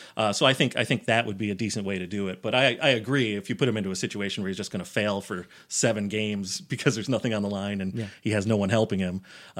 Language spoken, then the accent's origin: English; United States; I grew up in Giants and Jets country in a small town. I grew up on a dairy farm